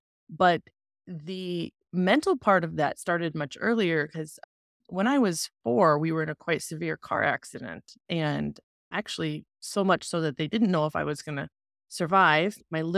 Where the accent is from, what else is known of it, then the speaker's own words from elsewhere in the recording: the Bible Belt, United States; I grew up in the Bible Belt of America